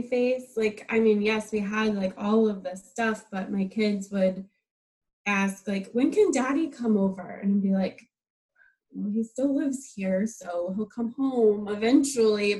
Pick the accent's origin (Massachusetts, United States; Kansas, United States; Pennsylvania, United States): Kansas, United States; moved away as an adult; now in Ohio, United States; I'm from Kansas originally, and I'm used to like the slower pace, like farm life.